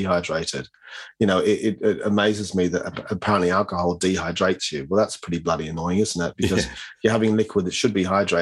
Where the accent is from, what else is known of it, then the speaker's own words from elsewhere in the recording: Australia; moved away; as an Aussie growing up